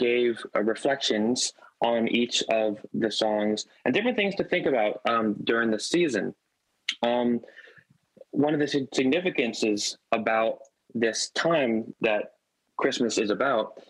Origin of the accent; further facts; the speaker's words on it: South Florida, United States; grew up in South Florida